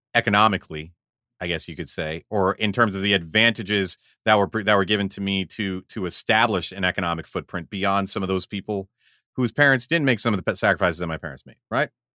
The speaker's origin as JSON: {"language": "English", "country": "United States", "said": "I'm an American"}